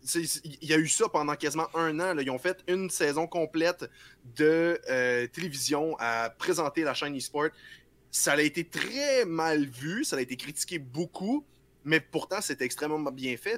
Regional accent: Quebec, Canada

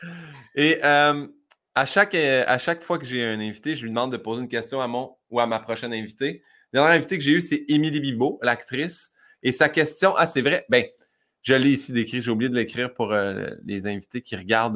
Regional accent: Saint-Hyacinthe, Quebec, Canada; on est de Saint-Hyacinthe

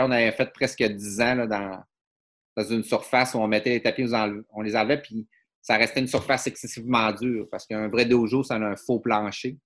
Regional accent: Dolbeau-Mistassini, Quebec, Canada; moved away; je suis un gars du euh, Lac-Saint-Jean

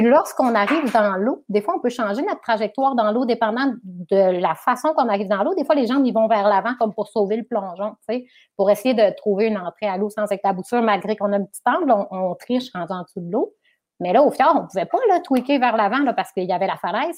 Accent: Chicoutimi, Quebec, Canada; also born or lived in Alma / Arvida; je suis originaire du Saguenay-Lac-Saint-Jean, parce qu'on est resté à, je, suis née, on vivait à Chicoutimi-Nord, ensuite Chicoutimi

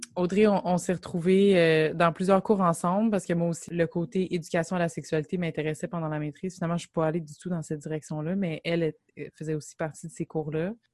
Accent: Gatineau, Quebec, Canada; on vient de Gatineau

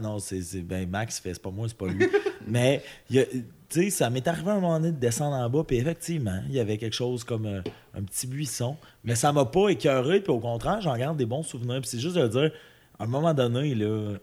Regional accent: Amos, Quebec, Canada; moved away; also born or lived in Saguenay; je viens d'Amos

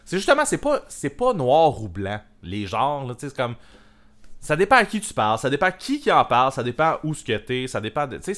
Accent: Montreal, Quebec, Canada; Nous autres aussi, on est de Montréal.

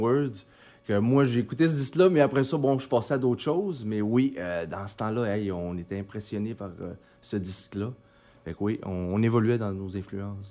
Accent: Chicoutimi, Quebec, Canada; moved away; also born or lived in Mexico; je suis originaire de Chicoutimi. Euh, puis suis j'ai resté là jusqu'en 89

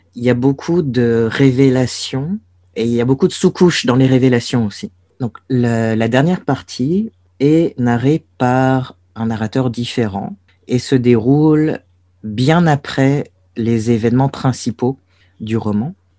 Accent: Brest, Brittany, France; moved away as an adult; Brest, j'ai beau trouver cette ville archimoche. C'est là d'où je viens c'est là où j'ai grandi

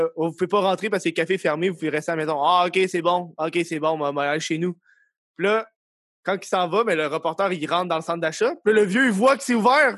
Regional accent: Laval, Quebec, Canada; je venais de Laval.

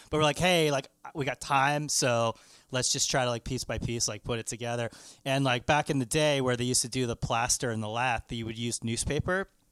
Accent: Canada

